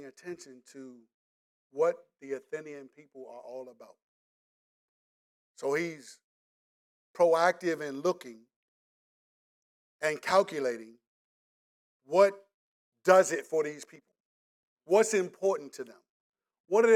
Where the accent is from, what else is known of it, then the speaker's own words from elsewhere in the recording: DMV, United States; DMV has a way of recycling our slang as well. So we say, some people still say joint like me